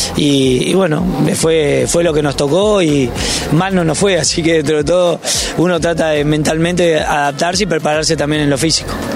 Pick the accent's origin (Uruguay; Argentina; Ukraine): Uruguay; moved away; soy uruguayo